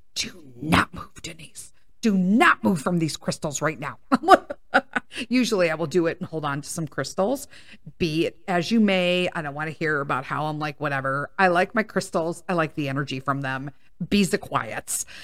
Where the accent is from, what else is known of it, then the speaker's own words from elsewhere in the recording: Chicago, Illinois, United States; I grew up in Chicago in a predominantly Italian neighborhood